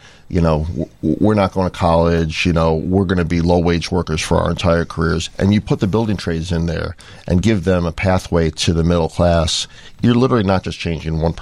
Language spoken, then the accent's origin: English; New York City, New York, United States; moved away; I come from New York City. A lot of people there never learn to drive